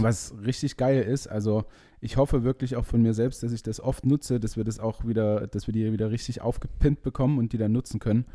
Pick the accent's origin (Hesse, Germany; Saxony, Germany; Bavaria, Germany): Saxony, Germany; Leipzig; bei uns in Leipzig